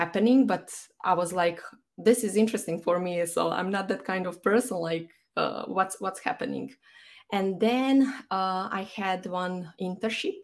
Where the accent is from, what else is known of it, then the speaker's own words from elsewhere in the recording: Banja Luka, Republika Srpska, Bosnia & Herzegovina; moved away as an adult; now in Dublin, Ireland; I'm based in Dublin, even though my hometown is Banja Luka, which is in Bosnia and Herzegovina.